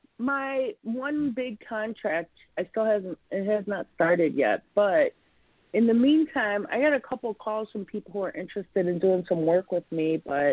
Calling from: Chicago, Illinois, United States; I'm from Chicago.

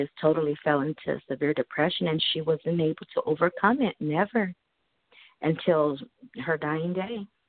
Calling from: Arizona, United States; I'm calling from Arizona.

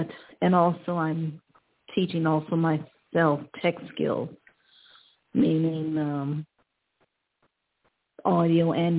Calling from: Ohio, United States; I'm calling from Ohio.

